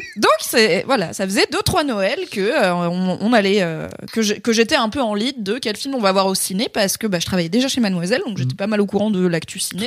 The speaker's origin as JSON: {"language": "French", "area": "Drôme", "region": "Auvergne-Rhône-Alpes", "country": "France", "tie": "born or raised there", "moved": "yes", "said": "chez mes parents dans la petite ville où j'ai grandi dans la Drôme"}